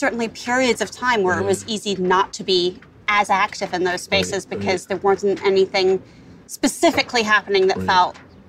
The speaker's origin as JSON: {"language": "English", "region": "Wellington", "country": "New Zealand", "tie": "born or raised there", "also_born_or_lived": "New York, United States", "moved": "yes", "lives_now": "Los Angeles, United States", "said": "Wellington. I grew up in Wellington."}